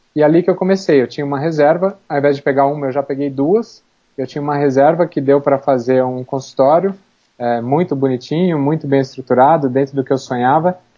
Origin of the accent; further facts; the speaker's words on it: Campinas, São Paulo, Brazil; now in São Paulo, Brazil; Campinas, que é a minha cidade natal